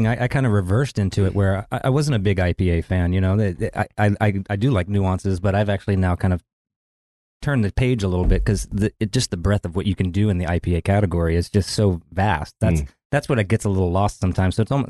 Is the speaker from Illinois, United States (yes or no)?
no; Maryland, United States; moved away as an adult; also born or lived in Napa, California; I'm originally from Maryland all the way out in Napa, California